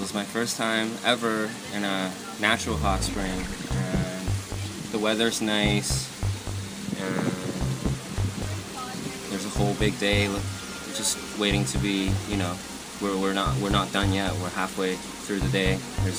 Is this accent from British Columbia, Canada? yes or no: yes; Vancouver, British Columbia, Canada; I'm from Vancouver.